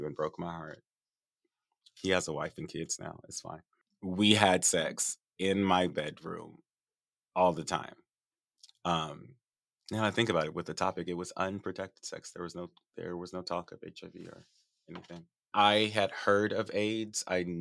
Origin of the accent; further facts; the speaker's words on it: Los Angeles, California, United States; also born or lived in Inglewood; So I'm from the Valley and from Northridge.